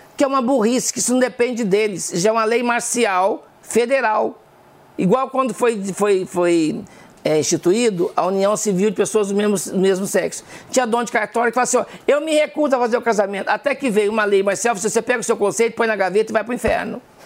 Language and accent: Portuguese; southern Minas Gerais, Brazil; moved away; Eu sou de uma região do sul de Minas